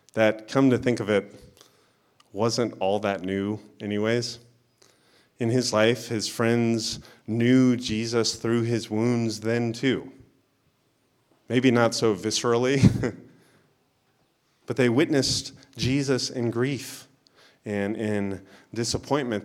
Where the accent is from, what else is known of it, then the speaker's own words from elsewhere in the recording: Florida, United States; where I grew up in Florida